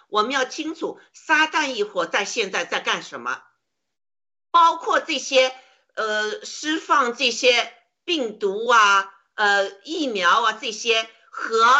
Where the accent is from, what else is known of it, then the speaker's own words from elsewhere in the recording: China; 我们中国人一定会被呃种族歧视的